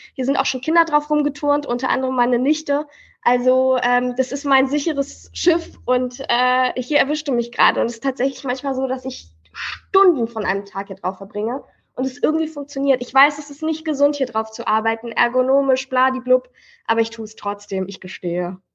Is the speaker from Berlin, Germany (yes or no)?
yes; Berlin, Germany; wir sind im Märkischen Viertel groß geworden.